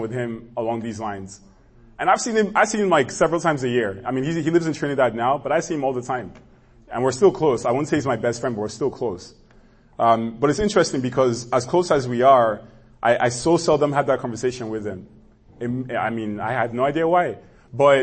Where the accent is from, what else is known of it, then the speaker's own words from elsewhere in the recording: Nigeria; moved away; growing up in Nigeria